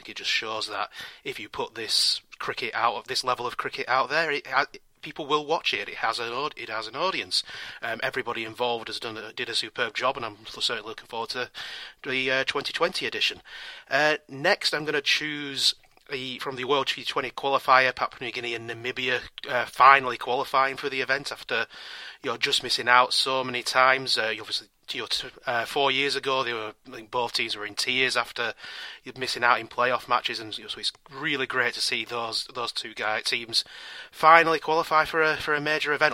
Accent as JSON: {"language": "English", "region": "California", "country": "United States", "said": "I'm from the Golden State of California"}